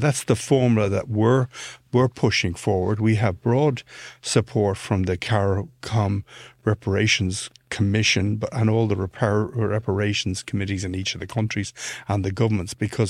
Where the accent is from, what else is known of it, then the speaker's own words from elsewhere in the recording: Ireland; this is not an anti-British thing, being an Irish guy.